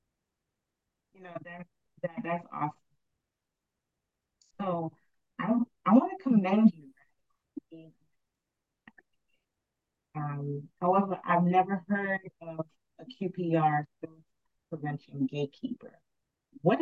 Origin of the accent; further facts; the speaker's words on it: Montserrat; I'm from Montserrat